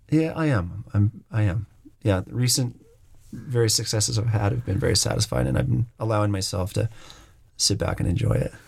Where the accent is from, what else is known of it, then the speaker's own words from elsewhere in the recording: Bend, Oregon, United States; moved away as an adult; moving back to my hometown of Bend and working here